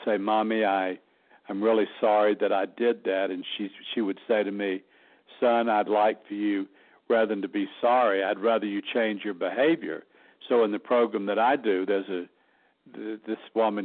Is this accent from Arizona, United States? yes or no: no; Alabama, United States; moved away as an adult; also born or lived in New York / Los Angeles, California; now in Sedona, United States; people think Southerners are dumb, but we're not. We just talk slow